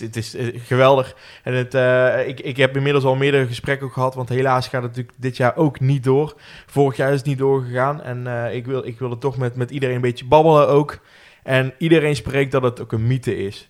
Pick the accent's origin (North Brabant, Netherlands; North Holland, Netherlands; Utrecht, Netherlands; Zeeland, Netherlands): North Brabant, Netherlands; Roosendaal; Geboren en getogen in Roosendaal